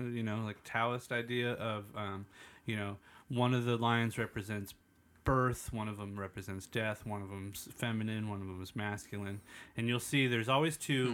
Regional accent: East County, California, United States; I grew up in the East County

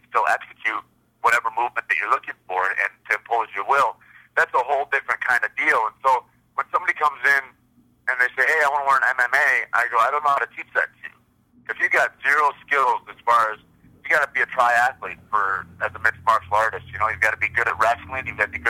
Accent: Michigan, United States; moved away as an adult; now in Santa Fe, United States; I grew up in Michigan. I was born and raised in Michigan.

